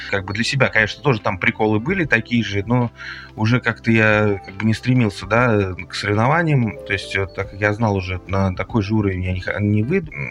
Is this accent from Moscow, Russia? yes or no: yes; Moscow, Russia; born there; я родился в Москве, соответственно, с детства я занимался, э, как бы интересовался борьбой